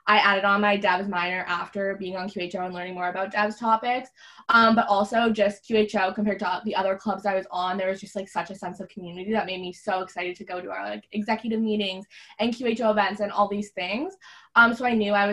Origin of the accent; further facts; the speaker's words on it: Niagara-on-the-Lake, Ontario, Canada; I'm actually from Niagara-on-the-Lake, Ontario, which is a small town just kind of south of Toronto.